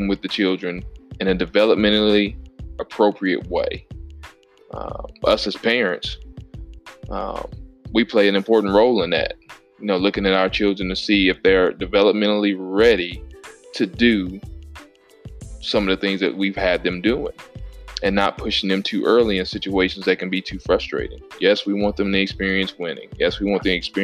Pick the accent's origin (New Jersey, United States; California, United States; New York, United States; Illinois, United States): Illinois, United States; growing up in Illinois, as a really good athlete